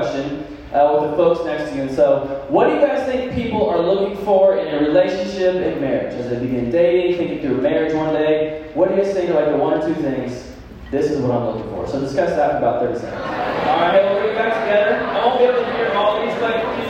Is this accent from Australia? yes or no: no; Kansas City, United States; moved away as an adult; also born or lived in Manhattan, Kansas; now in Lincoln, United States; I'm from Kansas City. I'm from here.